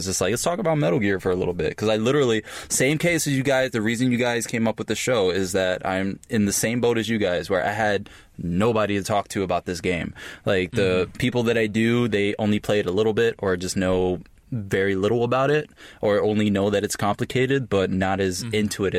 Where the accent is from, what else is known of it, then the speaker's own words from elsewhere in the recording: New York, United States; Every time I say, because I'm from the Bronx in New York, mm-hmm. I don't sound like it, but that's where I grew up.